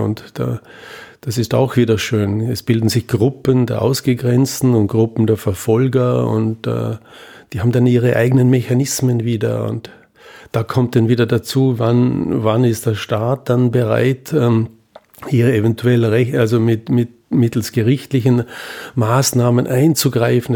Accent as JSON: {"language": "German", "region": "Vorarlberg", "country": "Austria", "said": "ich komme aus Vorarlberg"}